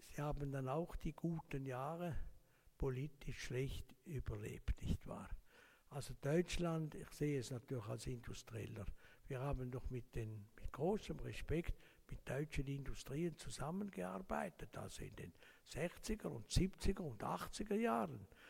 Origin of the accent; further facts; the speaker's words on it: Laufen-Uhwiesen, Zurich, Switzerland; Ich bin aufgewachsen in Laufen am Rheinfall